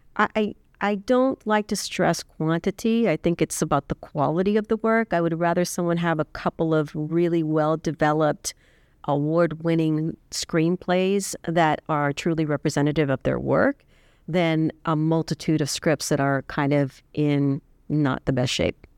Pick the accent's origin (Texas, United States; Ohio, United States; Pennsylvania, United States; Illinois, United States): Texas, United States; South; moved away; I'm originally from South Texas